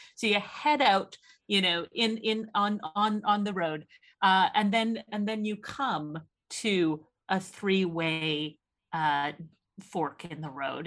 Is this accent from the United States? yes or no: no; Canada; now in Oxford, United Kingdom; as a Canadian